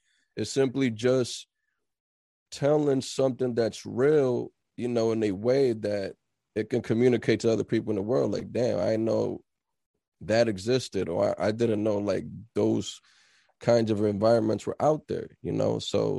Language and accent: English; New Brunswick, New Jersey, United States; moved away as an adult; now in Philadelphia, United States; I'm originally from Jersey, from New Brunswick, exit 9. I've been there all my life since I was 4 years old until I moved out here when I was 27.